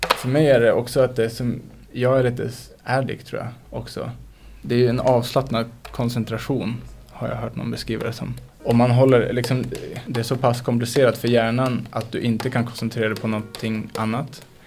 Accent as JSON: {"language": "Swedish", "town": "Skellefteå", "region": "Västerbotten County", "country": "Sweden", "tie": "born or raised there", "also_born_or_lived": "Bureå", "said": "växte jag upp i Skellefteå"}